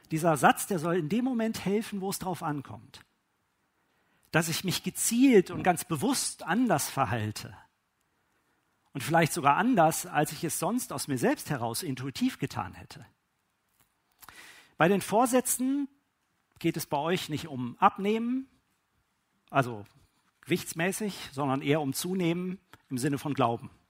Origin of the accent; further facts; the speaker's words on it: Witten, North Rhine-Westphalia, Germany; born there; Ne, ich äh, bin gebürtig aus Witten an der Ruhr. Ja, das ist im Ruhrgebiet äh, und da ist von die Sprache ist das anders.